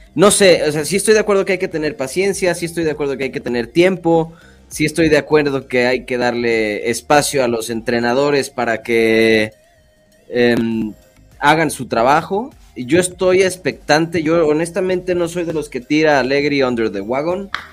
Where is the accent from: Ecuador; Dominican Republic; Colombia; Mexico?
Mexico; lo digo como mexicano